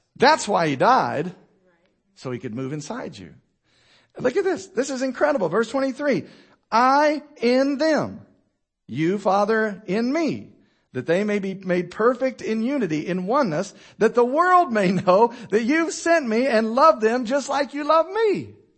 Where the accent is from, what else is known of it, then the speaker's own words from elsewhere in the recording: United States; I'm an American